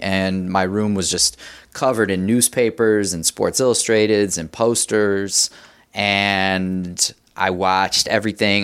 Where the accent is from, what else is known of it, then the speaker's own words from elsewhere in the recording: Evanston, Illinois, United States; also born or lived in New York / Wilmette, Illinois; I grew up, um, in Evanston and then Wilmette